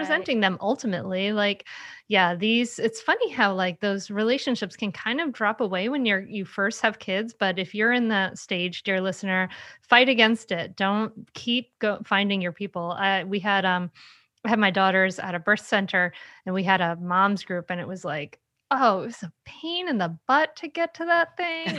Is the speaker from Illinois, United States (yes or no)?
no; Rhode Island, United States; now in Delaware, United States; I grew up in Rhode Island, the smallest state, and now I live in Delaware, the second smallest state